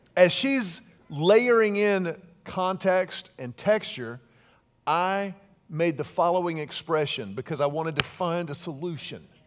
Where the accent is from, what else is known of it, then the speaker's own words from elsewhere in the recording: Houston, Texas, United States; I grew up in Houston, and so I grew up very close to the Texas Gulf Coast